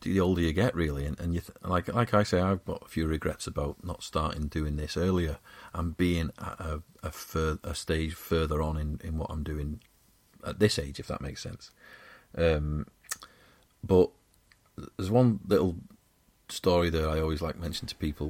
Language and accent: English; Wigan, North West England, United Kingdom; I'm a scubber from Wigan